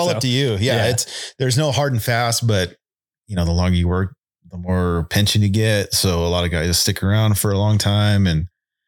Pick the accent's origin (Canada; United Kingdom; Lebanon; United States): United States; California; Born and raised in Southern California. Worked down there. Worked for the city of Colton Fire Department.